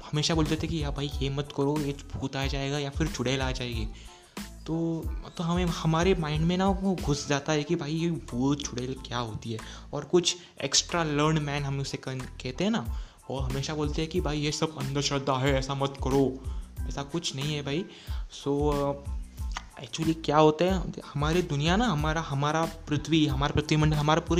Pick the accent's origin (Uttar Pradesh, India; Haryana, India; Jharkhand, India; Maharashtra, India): Maharashtra, India; Sindhudurg; मैं अब सिंधुदुर्ग महाराष्ट्र से हूँ सो या, हमारे यहाँ के लोग वो बहुत सारे वहाँ रहते थे